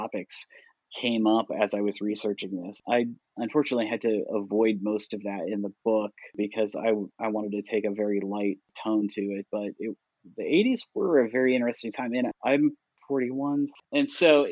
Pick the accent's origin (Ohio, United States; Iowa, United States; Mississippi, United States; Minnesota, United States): Iowa, United States; moved away as an adult; now in Kentucky, United States; I grew up in Iowa